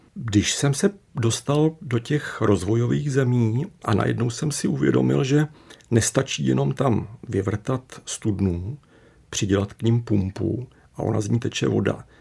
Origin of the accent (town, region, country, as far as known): Czechia